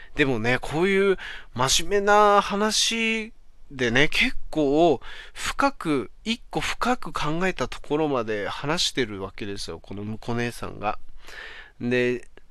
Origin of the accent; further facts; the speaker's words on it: Aomori, Japan; now in Saitama, Japan; 俺、出身が青森だからさ、今となってはまあ埼玉に住んでんだけど